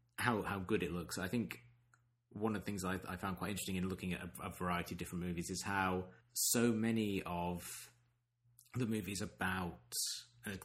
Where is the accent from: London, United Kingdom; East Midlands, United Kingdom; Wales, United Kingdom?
East Midlands, United Kingdom; near Leicester; growing up near Leicester, which has a very big Indian and Pakistani population